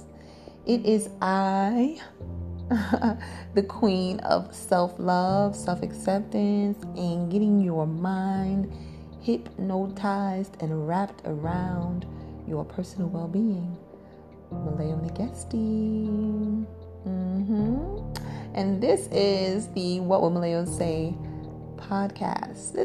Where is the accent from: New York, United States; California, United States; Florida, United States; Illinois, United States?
New York, United States; New York City; accent: Brooklyn; I'm from Brooklyn, the thorough borough